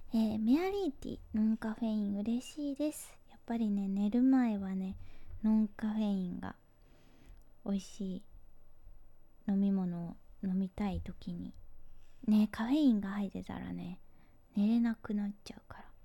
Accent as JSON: {"language": "Japanese", "region": "Hyogo", "country": "Japan", "tie": "born or raised there", "moved": "yes", "said": "生まれ育ったのが兵庫県なんですけど"}